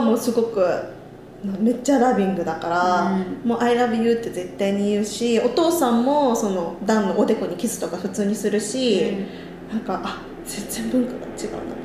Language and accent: Japanese; Japan; now in New York, United States; 親がにあ日本からニューヨークに遊びに来た時